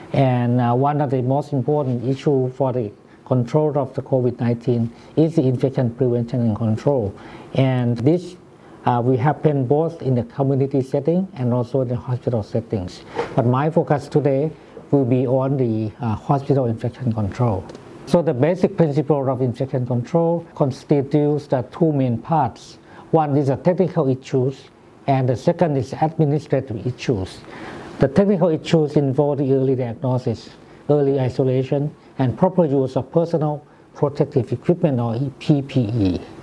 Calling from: Thailand; good morning. I'm speaking from Thailand.

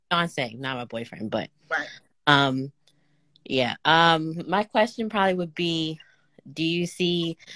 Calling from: Maryland, United States; I'm from Maryland and I heard about you through my um cousin.

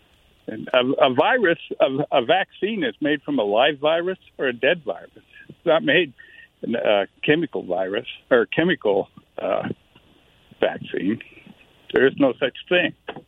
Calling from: Goldendale, Washington, United States; from Goldendale.

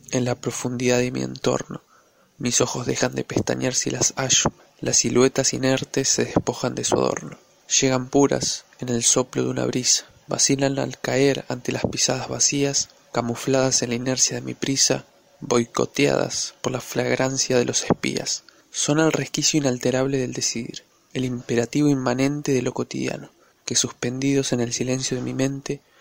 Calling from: La Plata, Buenos Aires Province, Argentina; de La Plata.

